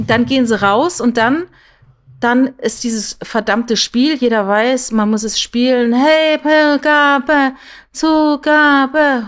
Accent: Püttlingen, Saarland, Germany; accent: Saarländisch; moved away; ich komme aus dem Saarland, ne, ich bin in, in Püttlinge geboren

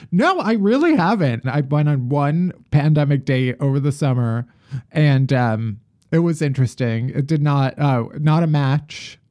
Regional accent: Midwest, United States; moved away as an adult; now in New York, United States; I'm from the Midwest, and, eh, when I moved to New York

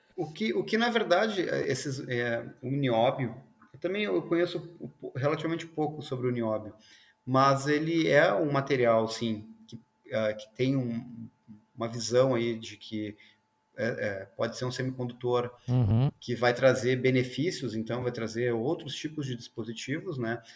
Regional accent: South Region, Brazil; eu sou do sul aqui

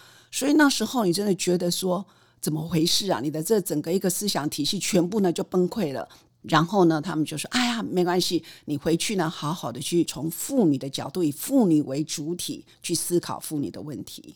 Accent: Taiwan; 台大毕业、台大法研所

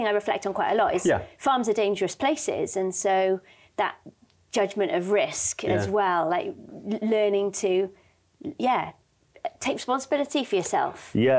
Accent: Pembrokeshire, West Wales, United Kingdom; where I grew up in West Wales in Pembrokeshire on a farm.

